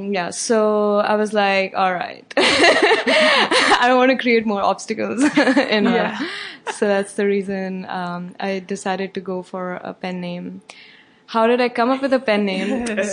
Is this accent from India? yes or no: yes; India; moved away as an adult; now in Chicago, United States; I'm from India. Okay. Yeah. Cool. I was born and brought up there. I came here for my master's in chemical engineering.